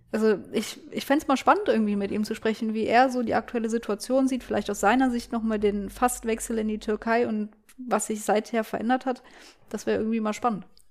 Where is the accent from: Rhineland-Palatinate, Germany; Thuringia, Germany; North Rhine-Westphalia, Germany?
North Rhine-Westphalia, Germany; Cologne; als Kölnerin